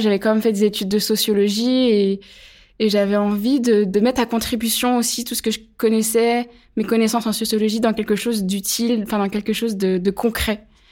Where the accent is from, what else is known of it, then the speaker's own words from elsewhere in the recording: Pierre-de-Bresse, Bourgogne-Franche-Comté, France; moved away as an adult; also born or lived in Chalon-sur-Saône; now in Chambéry, France; Je suis née à Chalon-sur-Saône, en Saône-et-Loire, dans le 71. J'ai grandi dans un petit village qui s'appelle Pierre-de-Bresse